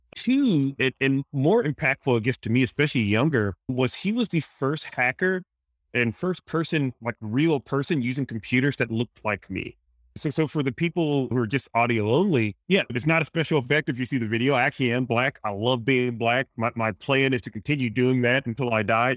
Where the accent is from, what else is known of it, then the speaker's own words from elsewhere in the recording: Mississippi, United States; accent: Louisiana, Mississippi, Cajun; I grew up in a in Mississippi